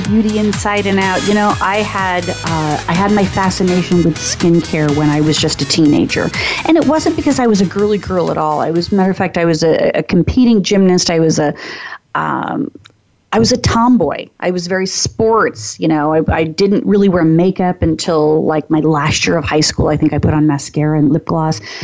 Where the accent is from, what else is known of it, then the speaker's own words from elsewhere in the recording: Phoenix, Arizona, United States; I grew up in Phoenix, Arizona, so it's hot, it's dry